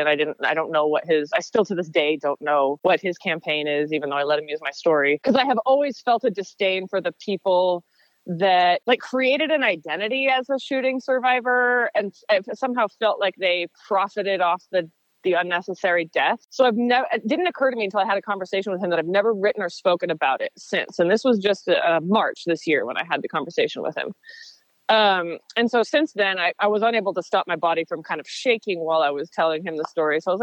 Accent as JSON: {"language": "English", "town": "Portland", "region": "Oregon", "country": "United States", "tie": "born or raised there", "said": "I was born in Portland, Oregon. I'm a fifth generation Oregonian"}